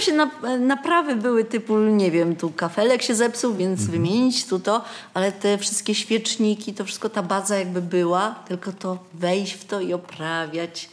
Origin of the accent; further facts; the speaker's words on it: Wrocław, Lower Silesian Voivodeship, Poland; moved away as an adult; now in Oborniki Śląskie, Poland; byłam rodowitą wrocławianką